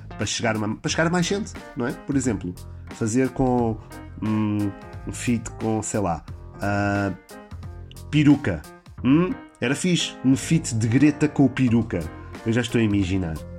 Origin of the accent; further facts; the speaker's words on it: Portugal; nós portugueses